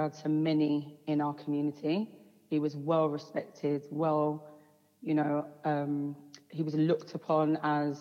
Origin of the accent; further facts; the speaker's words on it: London, United Kingdom; I grew up in Hackney. We grew up down Clapton Square